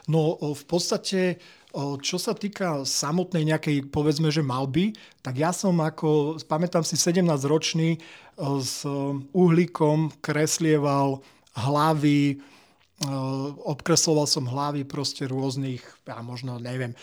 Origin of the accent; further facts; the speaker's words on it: Žilina, Žilina Region, Slovakia; also born or lived in United Kingdom; som zo Žiliny